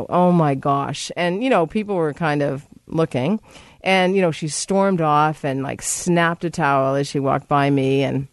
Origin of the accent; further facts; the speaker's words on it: Massachusetts, United States; moved away; I'm from Massachusetts